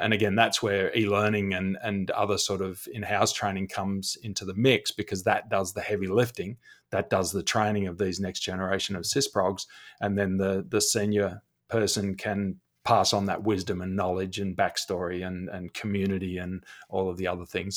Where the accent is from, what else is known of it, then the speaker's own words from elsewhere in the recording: Australia; accent: Australian; if you've heard my accent